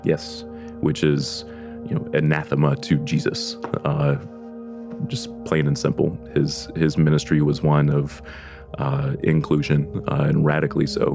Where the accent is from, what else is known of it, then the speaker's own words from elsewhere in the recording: Deep South, United States; I am from the Deep South